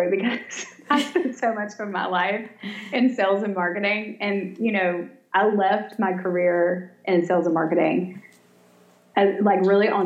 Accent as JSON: {"language": "English", "town": "Savannah", "region": "Georgia", "country": "United States", "tie": "born or raised there", "also_born_or_lived": "Birmingham, Alabama", "moved": "as an adult", "lives_now": "Coleman, Alabama, United States", "said": "I'm from Savannah, born and raised"}